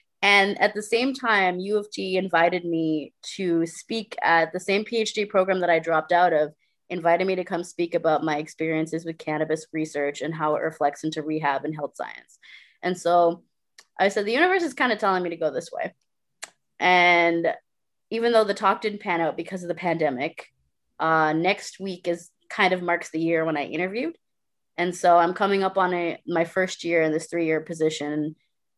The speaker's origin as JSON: {"language": "English", "town": "Brampton", "region": "Ontario", "country": "Canada", "tie": "born there", "said": "Because I was born in Brampton, and at the time it was still quite white."}